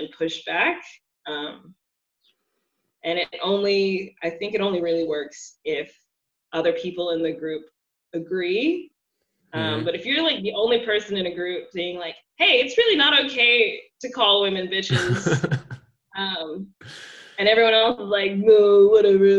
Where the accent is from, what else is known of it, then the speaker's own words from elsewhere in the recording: Texas, United States; moved away as an adult; now in Berlin, Germany; coming from the South, because I'm from Texas